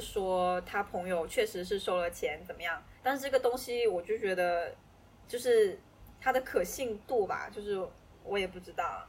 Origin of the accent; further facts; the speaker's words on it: China; 以前你会很，很自然地就说 I'm from China